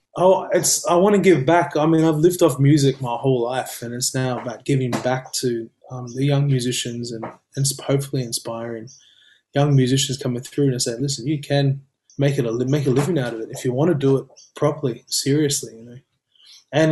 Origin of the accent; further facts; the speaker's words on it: Gold Coast, Queensland, Australia; I've known Amy since we grew up together on the Goldie